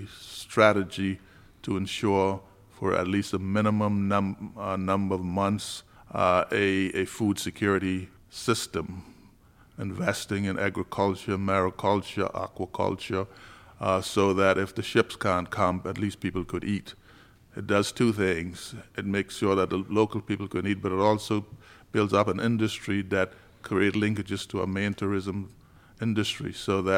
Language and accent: English; Turks & Caicos Islands; I grew up in North Caicos.